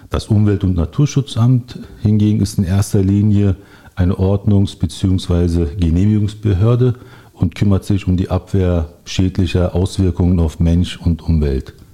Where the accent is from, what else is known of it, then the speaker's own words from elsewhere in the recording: Berlin, Germany; now in Steglitz, Germany; bin gebürtiger Berliner, 47 Jahre alt, wohne seit 35 Jahren im Südwesten, zunächst in Friedenau, seit rund 15 Jahren in Steglitz.